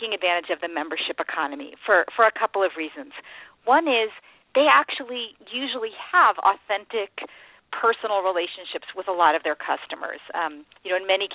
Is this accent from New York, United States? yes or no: no; Silicon Valley, California, United States; I grew up in Silicon Valley, so I've always been in this world of technology and entrepreneurs